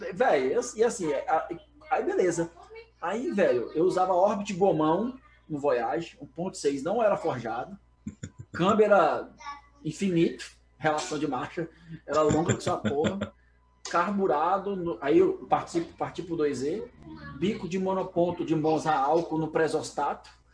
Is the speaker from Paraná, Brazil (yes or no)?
no; Brasília, Federal District, Brazil; sou de Brasília